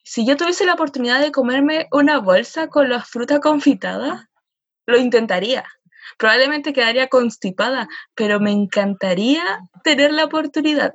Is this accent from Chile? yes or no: yes; Chile